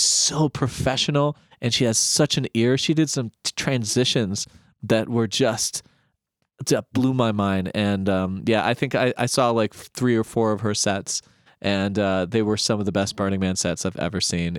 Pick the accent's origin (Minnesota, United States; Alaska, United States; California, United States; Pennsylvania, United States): Alaska, United States; moved away as an adult; also born or lived in East Coast; I'm originally from Alaska